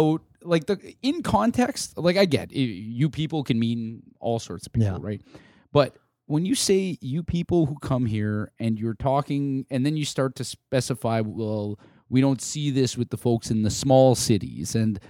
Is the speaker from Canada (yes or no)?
yes; Canada; This is my identity as a Canadian.